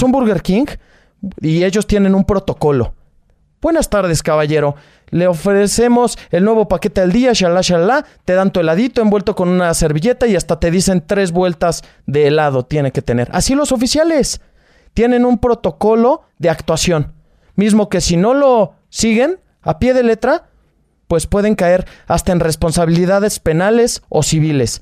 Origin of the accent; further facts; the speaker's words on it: Naucalpan, State of Mexico, Mexico; Yo soy de Naucalpan, Estado de México.